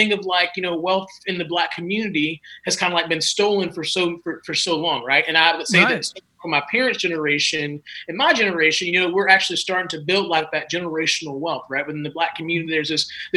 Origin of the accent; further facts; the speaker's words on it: South Carolina, United States; moved away as an adult; me growing up in South Carolina